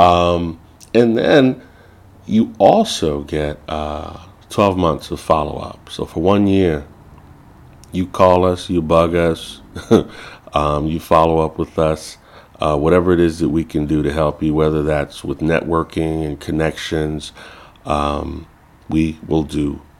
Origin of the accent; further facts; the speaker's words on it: Chicago, Illinois, United States; I grew up in Chicago, Illinois. I'm a first generation. My family is from Belize, Central America